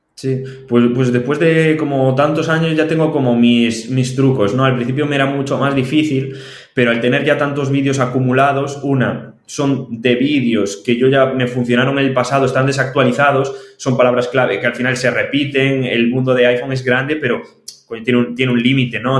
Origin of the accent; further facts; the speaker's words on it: O Grove, Galicia, Spain; soy de Grove, de un pueblito de Galicia